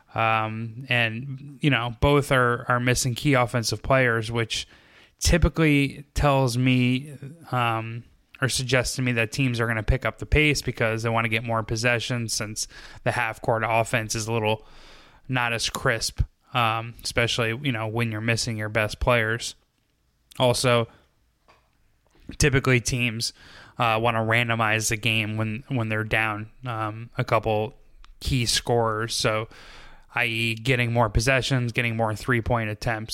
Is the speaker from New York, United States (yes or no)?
yes; New York, United States; moved away; we're originally from New York